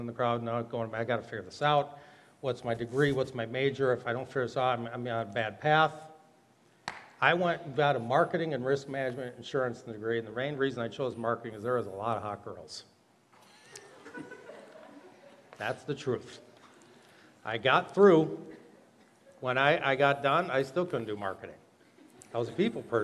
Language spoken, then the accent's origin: English; Monona, Wisconsin, United States; I grew up in Monaco, Wisconsin